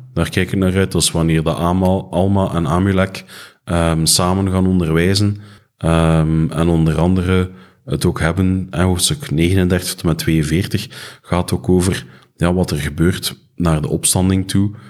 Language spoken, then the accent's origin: Dutch; Flanders, Belgium; ons als Vlamingen